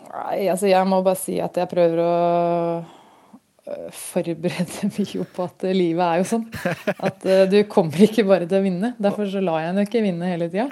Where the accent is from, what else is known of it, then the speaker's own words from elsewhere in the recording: Gjøvik, Innlandet, Norway; Jeg kommer fra Gjøvik